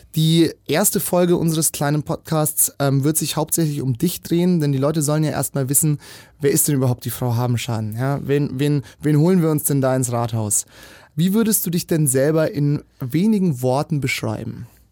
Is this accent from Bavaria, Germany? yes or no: yes; Munich, Bavaria, Germany; ich bin hier in München geboren